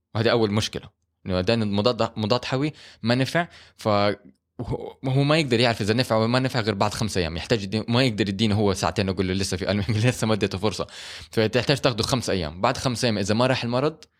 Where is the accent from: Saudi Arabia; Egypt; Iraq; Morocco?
Saudi Arabia; مو كل المباني عندنا في السعوديه مهيئه للحر